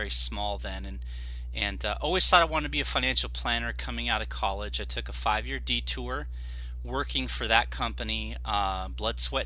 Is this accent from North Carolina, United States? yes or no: no; Orange County, Southern California, United States; I am born and raised in Southern California, Orange County